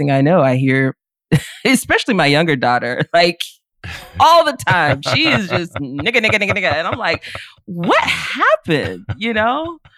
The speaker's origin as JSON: {"language": "English", "region": "the South", "country": "United States", "tie": "born or raised there", "said": "despite, you know, growing up in the South."}